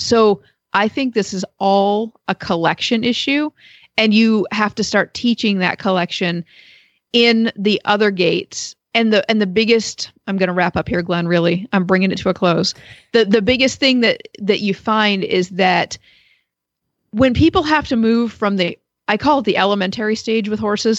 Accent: Maine, United States; now in Perrysville, United States; I was growing up in Maine

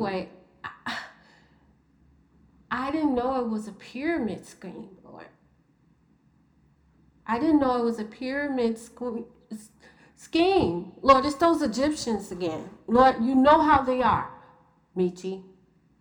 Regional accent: Chicago, Illinois, United States; I was growing up in Chicago

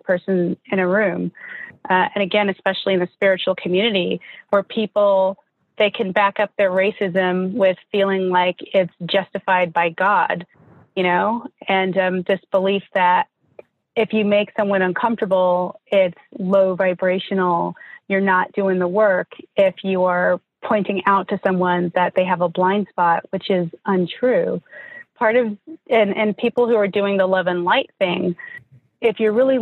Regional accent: Denver, Colorado, United States; also born or lived in Laramie, Wyoming; I grew up in Denver, Colorado, and my high school is predominantly Black.

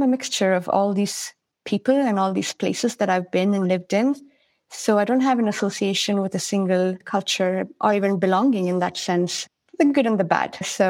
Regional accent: India; also born or lived in Kenya / Sri Lanka / United States; now in Sweden; I was born in India, lived a little bit all over India, everything from Chennai to Kashmir, Assam, Delhi, Mumbai.

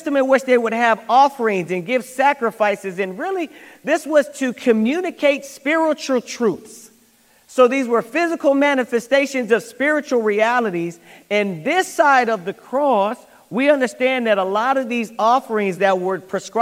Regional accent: United States; I'm American

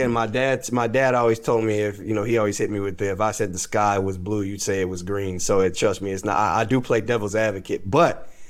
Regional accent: Minnesota, United States; Yeah, but I mean, listen, I'm from Minnesota, so that ain't gonna hurt my pride.

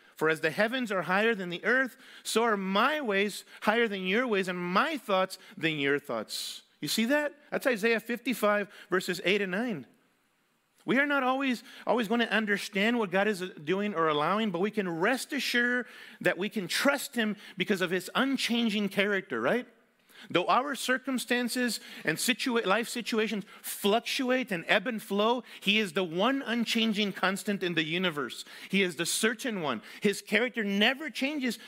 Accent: Mexico City, Mexico; moved away; Mexico City, where I grew up

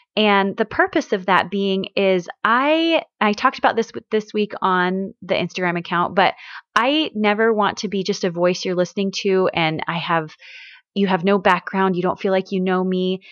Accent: Missouri, United States; moved away; also born or lived in Washington; where I grew up in Missouri

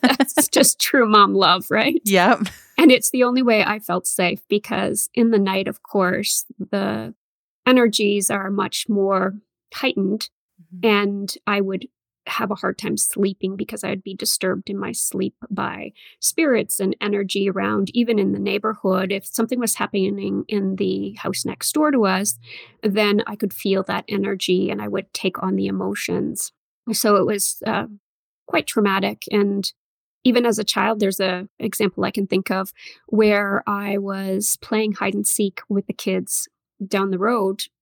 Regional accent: Northern Ontario, Canada; I grew up in Northern Ontario

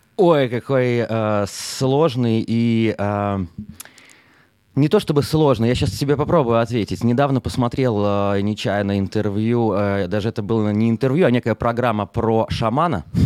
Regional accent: Minsk, Belarus; moved away as an adult; now in Israel; из Беларуси, из Минска, да, откуда я родом

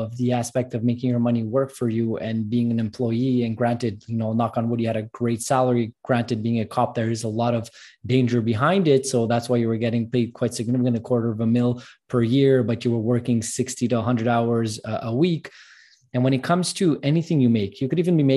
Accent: Canada; I'm Armenian background from Canada

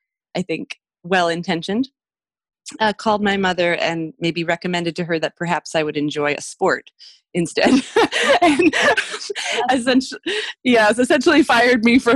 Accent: Montana, United States; also born or lived in Mexico; But I'm one of seven kids. I grew up in Montana. I lived in Mexico until I was six because that's where my dad went to school.

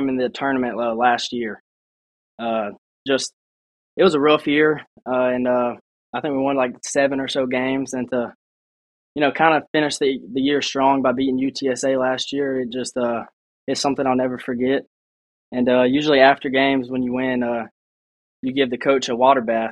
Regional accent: Hattiesburg, Mississippi, United States; growing up in Hattiesburg, you know, I feel like I've been a Golden Eagle my whole life.

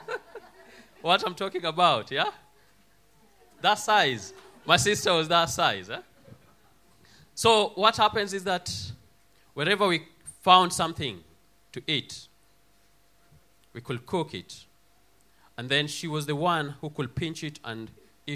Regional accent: Kenya; moved away; I was born in a poor family in a Kenyan village in the poorest part of Kenya

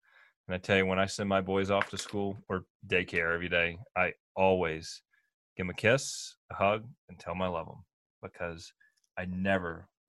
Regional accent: the South, United States; now in Jackson Hole, United States; I grew up in the South.

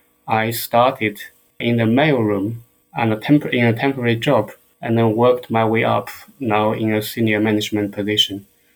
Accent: China; moved away as an adult; now in South West England, United Kingdom; So I am British, but I'm from China. Or sometimes I like to say I'm made in China. So I live in the southwest of England

